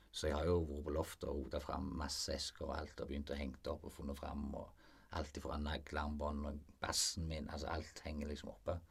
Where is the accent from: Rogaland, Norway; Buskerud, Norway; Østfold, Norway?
Rogaland, Norway; Frafjord; Jeg vokste opp i Frafjord